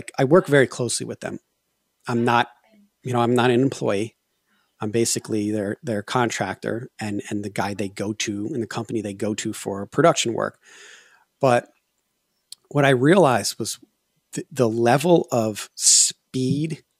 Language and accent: English; Connecticut, United States; born or raised there; moved away as an adult; also born or lived in Colorado / Los Angeles